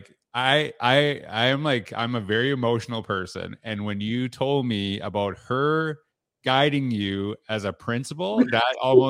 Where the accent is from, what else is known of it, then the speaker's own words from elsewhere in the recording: Canada; So, you know, I grew up in Canada, so teachers didn't wear that.